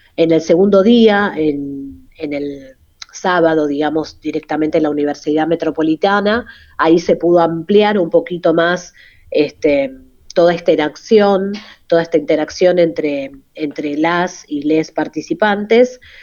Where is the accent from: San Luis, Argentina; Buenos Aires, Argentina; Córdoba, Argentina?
Buenos Aires, Argentina; nací acá en Buenos Aires